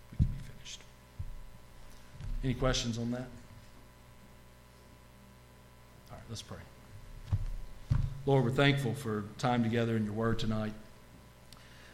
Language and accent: English; Commerce, Georgia, United States; I grew up in Commerce, Georgia